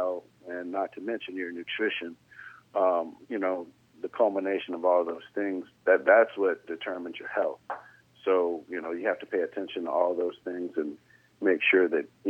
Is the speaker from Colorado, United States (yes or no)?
no; Jacksonville, Florida, United States; also born or lived in Valdosta, Georgia; I'm originally from Georgia, Valdosta, and then we moved to Jacksonville, and I was 8, almost 9 years old